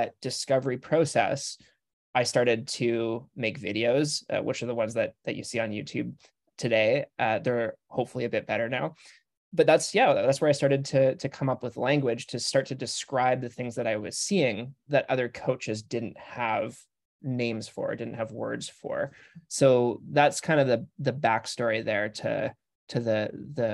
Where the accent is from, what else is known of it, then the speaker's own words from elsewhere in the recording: Victoria, British Columbia, Canada; also born or lived in Vancouver; I grew up on in Victoria, BC